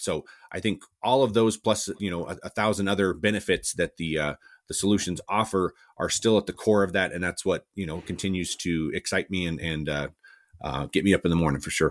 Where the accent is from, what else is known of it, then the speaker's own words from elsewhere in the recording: Cortez, Colorado, United States; also born or lived in Alamosa, Colorado; born and raised in Southwest Colorado, uh, a little town called Cortez